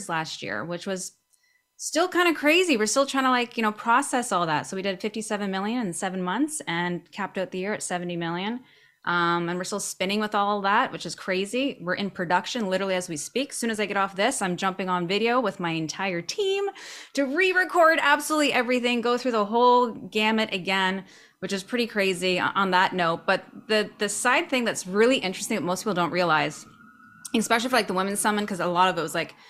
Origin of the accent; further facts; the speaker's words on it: Canada; moved away as an adult; also born or lived in Cabo San Lucas, Mexico; now in Vancouver, Canada; I'm a Canadian. Gotta love being in the Great White North.